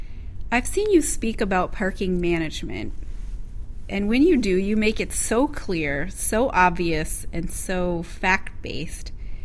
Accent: Midwest, United States; also born or lived in China; except for one interesting year that I lived in China, I've lived my entire life in the Midwest.

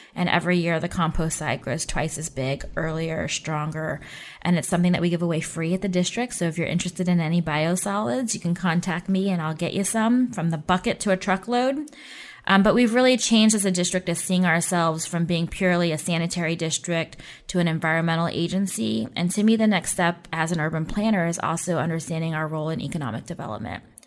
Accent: Oakland, California, United States; moved away; I grew up in the Oakland Bay Area

